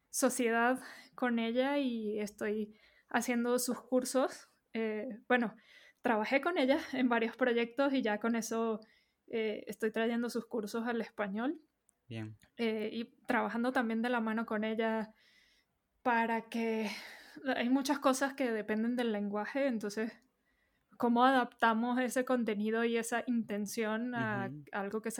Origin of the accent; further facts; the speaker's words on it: Venezuela; moved away as an adult; now in Mexico City, Mexico; eh, yo soy venezolana, llevo 10 años viviendo en la Ciudad de México, ya este año cumplo 11. Eh, entonces por eso notarán mi acento acá medio intermedio con eh, lingo